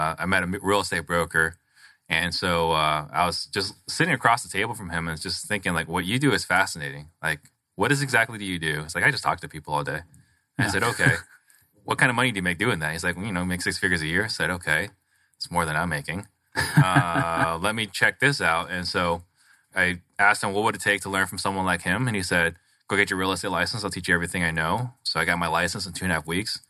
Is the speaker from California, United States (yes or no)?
no; Phoenix, Arizona, United States; also born or lived in Italy; I was born in a refugee camp because we were picked up in an Italian Navy ship. Came here. Everything I know is the United States. You know, I have a picture of when we came into Sky Harbor